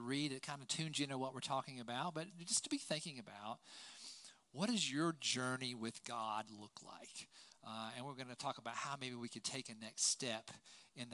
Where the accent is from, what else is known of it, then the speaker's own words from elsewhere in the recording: Asheville, North Carolina, United States; moved away as an adult; now in Charlotte, United States; But I'm from Asheville, North Carolina. That's where I grew up, and I love growing up in the mountains here in North Carolina